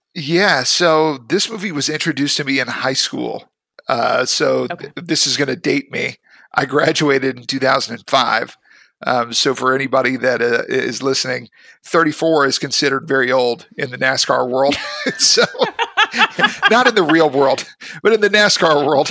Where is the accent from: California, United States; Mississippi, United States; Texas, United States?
Mississippi, United States; also born or lived in Memphis, Tennessee; I grew up in Mississippi. That's my mm-hmm. home state. I was born in Memphis, Tennessee.